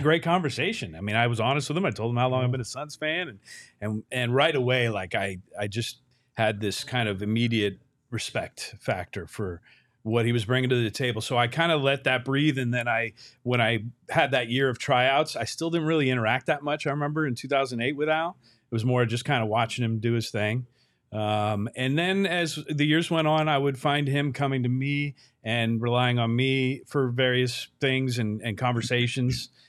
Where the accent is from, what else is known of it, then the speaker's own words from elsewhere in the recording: Bay Area, California, United States; now in Phoenix, United States; an 18 year old kid growing up in the Bay Area